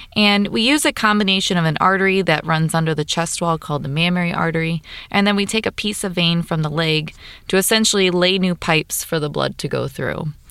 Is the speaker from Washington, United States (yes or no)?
no; Kankakee area, Illinois, United States; also born or lived in Chicago, Illinois; I was born and raised in the Kinki area, so locally I attended and graduated from Bishop McNamara